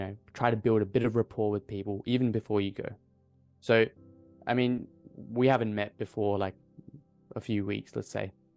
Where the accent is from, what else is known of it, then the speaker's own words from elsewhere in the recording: Adelaide, South Australia, Australia; I'm from Adelaide.